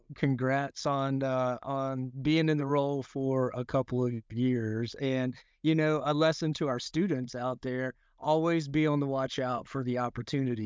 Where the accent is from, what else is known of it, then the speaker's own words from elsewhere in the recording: Arkansas Delta, United States; I grew up in the Arkansas Delta.